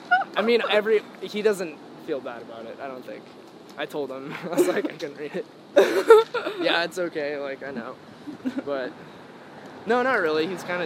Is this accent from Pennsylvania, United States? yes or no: no; San Jose, California, United States; I was born in San Jose and grew up in the Bay, actually.